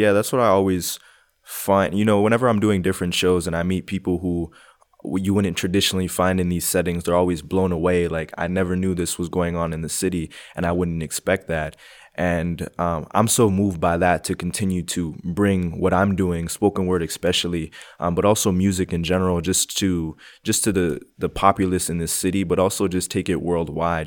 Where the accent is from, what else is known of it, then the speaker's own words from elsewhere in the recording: Montreal, Quebec, Canada; moved away as an adult; now in Calgary, Canada; I was born and raised in Montreal, Quebec. Um, moved to Calgary around six years ago